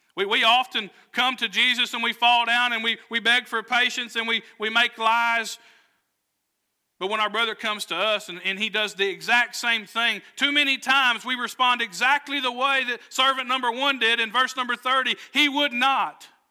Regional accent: Southwest Arkansas, United States; I grew up in Southwest Arkansas

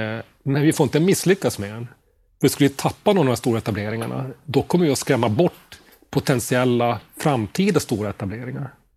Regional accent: Boden, Norrbotten County, Sweden; moved away as an adult; also born or lived in Stockholm / Sundbyberg; jag är född och uppvuxen i Boden

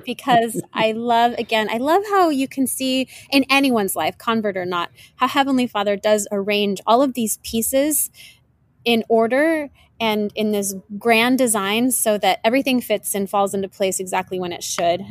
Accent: Washington, United States; now in South Florida, United States; I grew up in Washington State

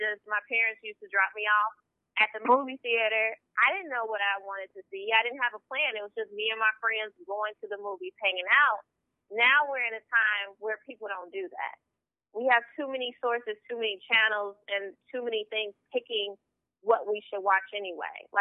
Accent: Chicago, Illinois, United States; I'm from Chicago, born and raised

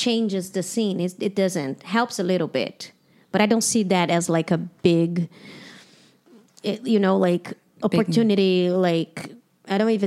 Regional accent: Brazil; English is a second language; moved away as an adult; also born or lived in Toronto / United States; I'm from Brazil. I grew up as a woman in Brazil.

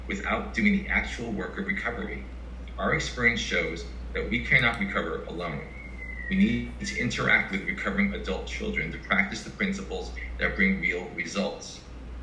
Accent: New York, United States; also born or lived in Asia / Iceland / Bronx, New York; I'm from New York. I'm not from Brooklyn. I'm from Manhattan

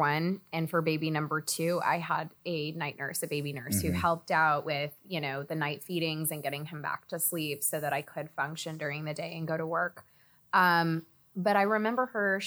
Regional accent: Texas, United States; now in New York, United States; I grew up in Texas

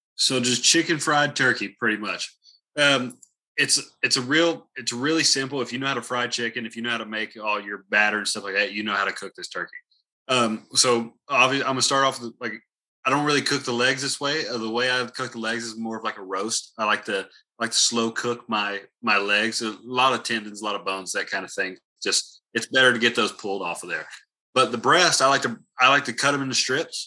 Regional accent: the South, United States; I'm from the South

